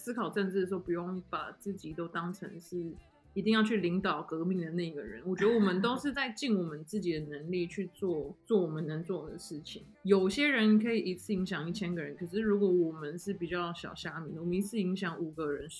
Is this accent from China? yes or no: no; Taiwan; 就是我觉得身为台湾人，就是一直在去询问说我们到底是谁，我们跟中国人的不一样在哪里？